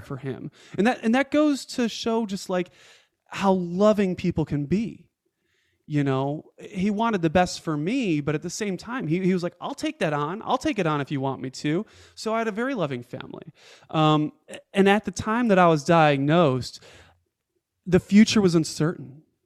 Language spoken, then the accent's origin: English; Rochester, New York, United States; moved away as an adult; also born or lived in Atlanta, Georgia; I moved my family from Atlanta, Georgia, home to Rochester, New York, to be with family, to be around my parents. And within six months of moving my family back to my hometown